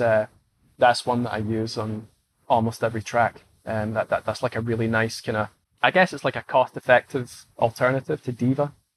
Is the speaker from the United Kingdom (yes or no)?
yes; Scotland, United Kingdom; I'm Scottish